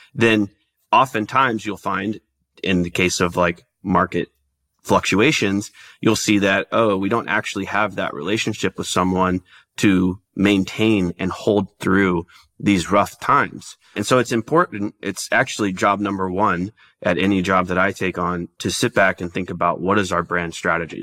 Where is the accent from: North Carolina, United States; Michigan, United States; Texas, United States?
Texas, United States; Dallas; moved away; also born or lived in Oklahoma; I'm from Dallas originally